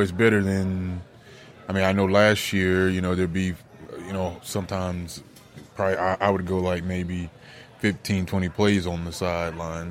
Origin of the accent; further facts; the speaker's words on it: Cincinnati, Ohio, United States; play for my hometown team